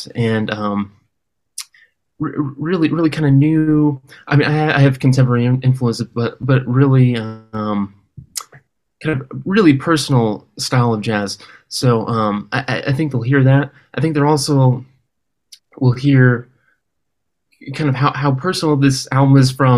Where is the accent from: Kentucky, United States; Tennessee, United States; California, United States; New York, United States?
California, United States; Oakland; also born or lived in Berkeley, California / Los Angeles, California; I was raised in Oakland, California